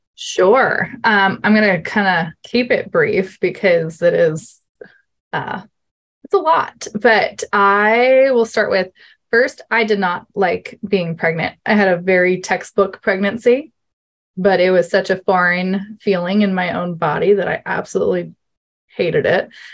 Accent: New York, United States; I am from New York, USA, so other side of the world from Linda

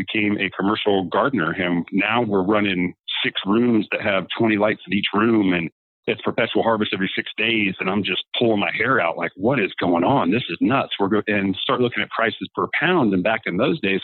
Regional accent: Indiana, United States; moved away as an adult; now in Colorado, United States; growing up in Indiana, and I was a farmer

